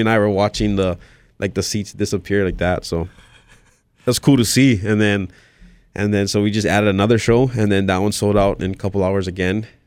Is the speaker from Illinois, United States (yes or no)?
no; Hawaii, United States; born and raised here